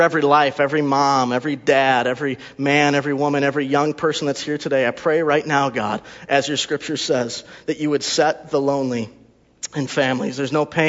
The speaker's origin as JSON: {"language": "English", "region": "Wisconsin", "country": "United States", "also_born_or_lived": "Texas", "said": "we're from Wisconsin"}